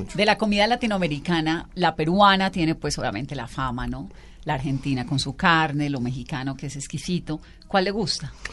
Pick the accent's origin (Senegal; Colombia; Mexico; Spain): Colombia; Valle del Cauca; yo soy vallecaucana